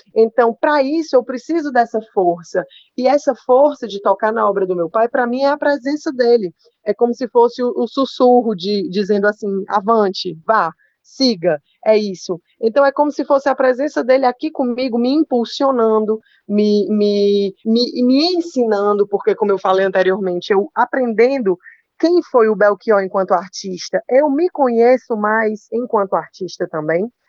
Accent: Fortaleza, Ceará, Brazil; Eu sou de Fortaleza, né? inclusive, sou a única filha nordestina.

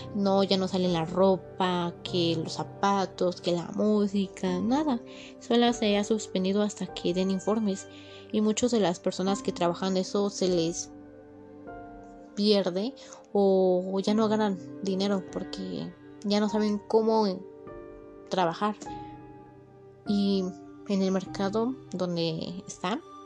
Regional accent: Mexico; los mexicanos que somos

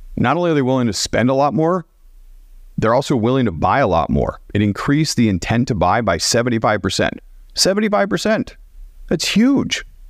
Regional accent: Portland, Oregon, United States; moved away as an adult; also born or lived in Dallas, United States; I grew up in Portland

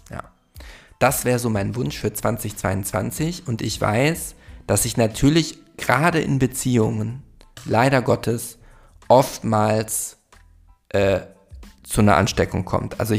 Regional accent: Munich, Bavaria, Germany; ich bin aus München

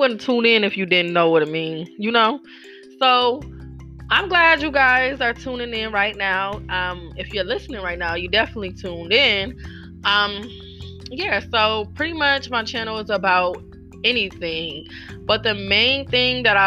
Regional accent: Buffalo, New York, United States; I'm from Buffalo, New York

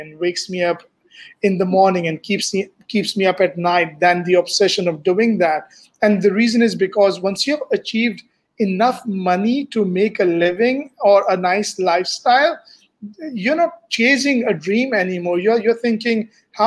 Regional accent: Dubai, United Arab Emirates; moved away as an adult; also born or lived in United States / Pakistan; now in Malaysia; I grew up in Dubai, and I've spent a good 30 years of my life over there

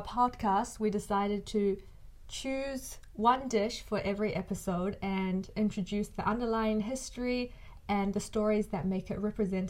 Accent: New Zealand; also born or lived in China; I was born in China and I came to New Zealand when I was 4 years old.

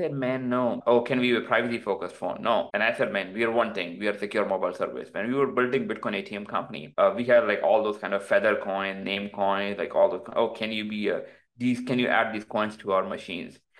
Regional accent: Pakistan; now in United States; my background is like I came from Pakistan

